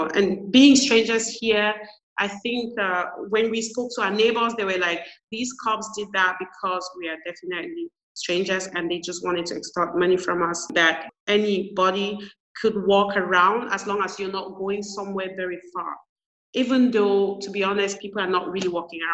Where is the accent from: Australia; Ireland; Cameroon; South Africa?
Cameroon; moved away as an adult; also born or lived in Canada; I'm originally from Cameroon